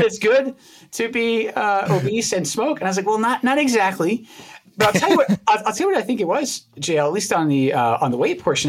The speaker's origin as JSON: {"language": "English", "region": "Scotland", "country": "United Kingdom", "tie": "born or raised there", "moved": "yes", "said": "places I grew up in Scotland"}